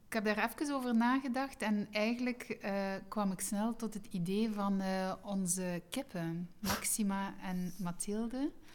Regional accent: East Flanders, Belgium; moved away as an adult; now in West Flanders, Belgium; ik ben zelf van Oost-Vlaanderen. nu ben ik West-Vlaming

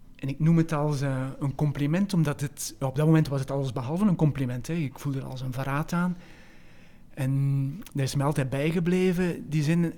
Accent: West Flanders, Belgium; moved away as an adult; also born or lived in Leuven / Netherlands; een West-Vlaming, opgegroeid in Aarselen, op paar kilometer van Dentrem

